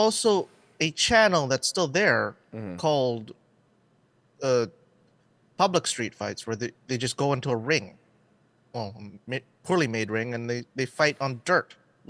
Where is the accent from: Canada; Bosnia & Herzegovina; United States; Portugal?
Canada; I'm Canadian.